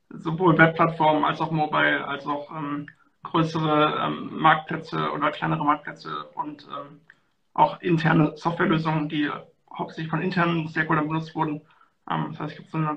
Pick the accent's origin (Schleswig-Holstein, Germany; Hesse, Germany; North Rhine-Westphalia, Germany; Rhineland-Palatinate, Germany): North Rhine-Westphalia, Germany; ich komme hier aus der Nähe von Köln